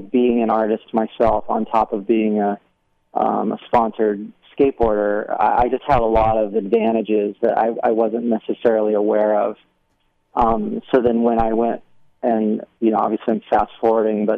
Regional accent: Albany, New York, United States; also born or lived in Germany; now in Newport Beach, United States; I spent most of my time upstate in Albany, New York

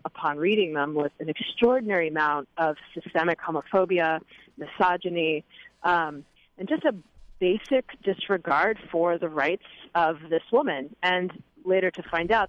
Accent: Houston, Texas, United States; I was born and raised in Houston

